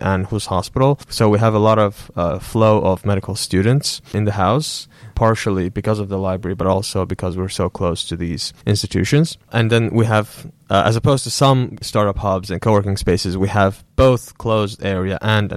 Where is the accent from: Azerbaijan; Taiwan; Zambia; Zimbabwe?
Azerbaijan; moved away as an adult; also born or lived in South Korea; now in Finland; I'm from Azerbaijan.